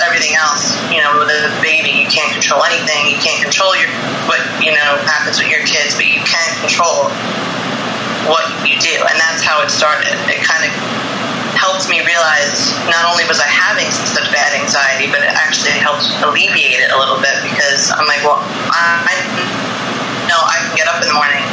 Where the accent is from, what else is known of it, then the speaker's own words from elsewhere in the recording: Connecticut, United States; I'm from Connecticut.